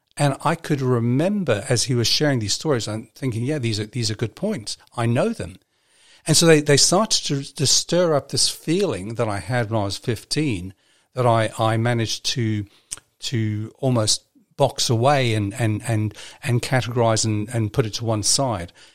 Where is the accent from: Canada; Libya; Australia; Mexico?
Libya; now in New Zealand; when I was growing up in Libya